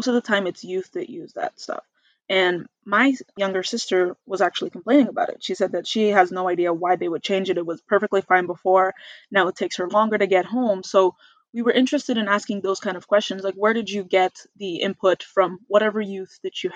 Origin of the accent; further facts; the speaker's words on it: Red Deer, Alberta, Canada; also born or lived in Calgary; coming back home to Red Deer was a very big shift for me